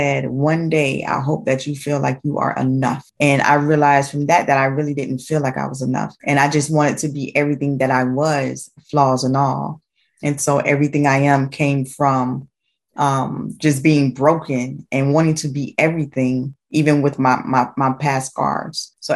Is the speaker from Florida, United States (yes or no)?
yes; Jacksonville, Florida, United States; now in Atlantic Beach, United States; I am from Jacksonville, Florida. I currently live in Atlantic Beach, Florida